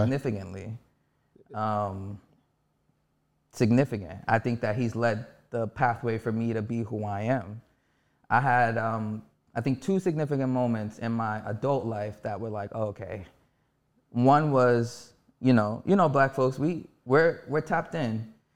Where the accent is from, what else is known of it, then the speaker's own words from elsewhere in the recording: New York City, New York, United States; I'm born and raised in Harlem, New York.